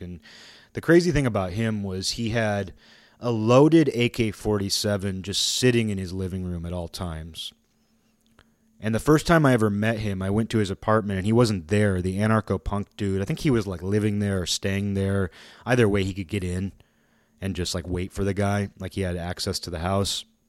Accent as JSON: {"language": "English", "town": "Seattle", "region": "Washington", "country": "United States", "lives_now": "Olympia, United States", "said": "I live in Olympia. I'm from Seattle."}